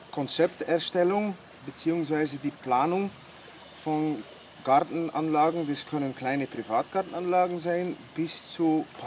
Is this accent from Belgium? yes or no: yes; Bruges, Flanders, Belgium; moved away as an adult; now in Bramberg, Austria; ich bin jetzt schon zwölf Jahre in äh, Österreich, in Oberpinskau, in Bramberg zu Hause. Gebürtig bin, komme ich aus Belgien, aus Brücke.